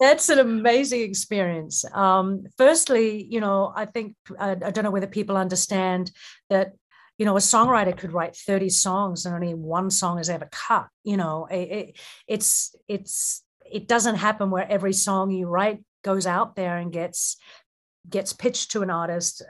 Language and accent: English; Auckland, New Zealand; moved away; I was raised in New Zealand, in Auckland